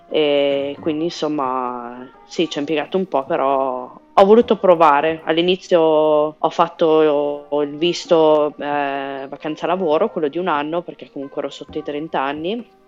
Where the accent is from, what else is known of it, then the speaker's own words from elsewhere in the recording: Italy; moved away; Eh, allora, sono, me ne sono andata dall'Italia perché volevo imparare bene l'inglese